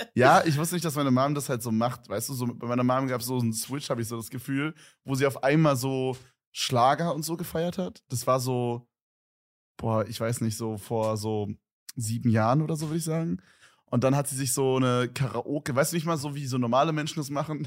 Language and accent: German; Berlin, Germany; bei uns in Berlin